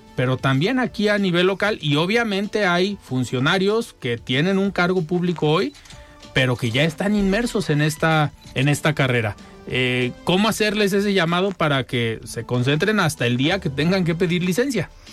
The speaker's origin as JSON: {"language": "Spanish", "country": "Mexico"}